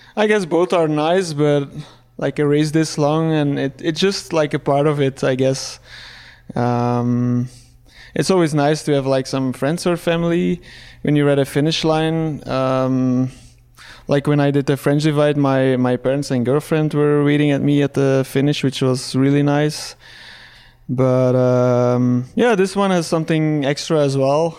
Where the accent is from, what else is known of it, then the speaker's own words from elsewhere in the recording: Belgium; English is a second language; I'm from Belgium, uh, working as a full-time bike mechanic there.